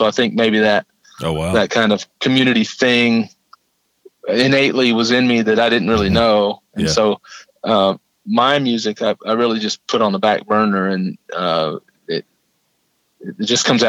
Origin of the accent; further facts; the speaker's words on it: Arkansas, United States; also born or lived in Tennessee; No, I grew up in Arkansas, from ninth grade on.